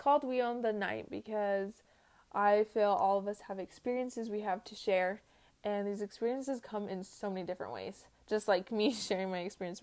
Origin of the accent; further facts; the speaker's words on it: Tooele, Utah, United States; also born or lived in Dallas, Georgia; now in Salt Lake City, United States; I grew up here in, well, not in Salt Lake, but in Tooele, which is 30 minutes somewhere away from Salt Lake City